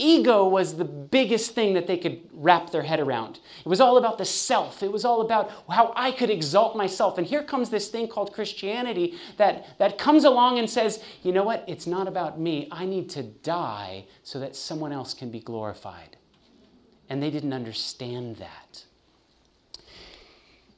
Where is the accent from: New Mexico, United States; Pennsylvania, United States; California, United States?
California, United States; now in Chattanooga, United States; I'm born and raised in California